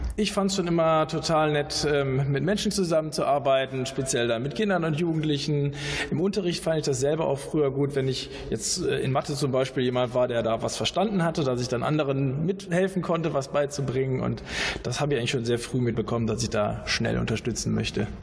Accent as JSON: {"language": "German", "town": "Bonn", "region": "North Rhine-Westphalia", "country": "Germany", "said": "Ich komme ja aus Bonn"}